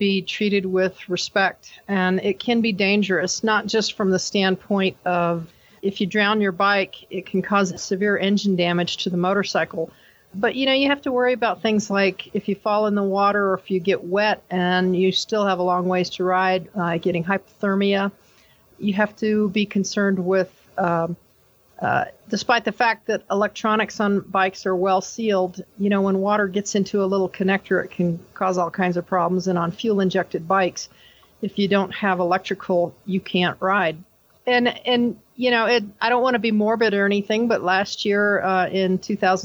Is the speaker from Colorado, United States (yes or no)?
yes; Colorado, United States; I'm from Colorado, and my company is ADV Woman.